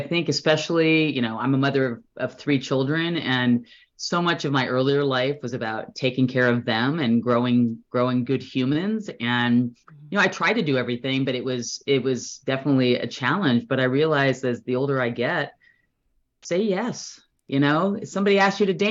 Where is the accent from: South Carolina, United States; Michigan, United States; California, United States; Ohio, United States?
California, United States; Orange County; moved away as an adult; also born or lived in New Jersey / Berkeley / Bay Area; now in Fair Play, United States; Born in Jersey, New Jersey, and then grew up in Orange County. Moved there when I was 7 and grew up in Orange County